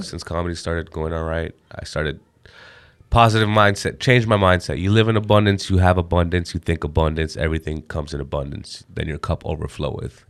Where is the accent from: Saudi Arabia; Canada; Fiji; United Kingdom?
Canada; I'm an Indian guy, born and raised in Canada